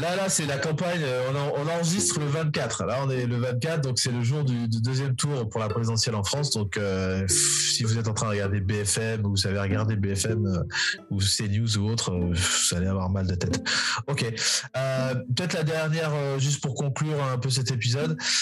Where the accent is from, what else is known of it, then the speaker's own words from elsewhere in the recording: Republic of the Congo; nous intéresser en tant que Congolais